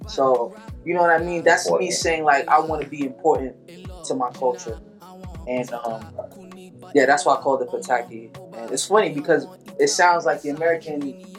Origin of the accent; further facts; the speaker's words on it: Lagos, Nigeria; Like, my father's from Benin. I'm from Lagos City as well.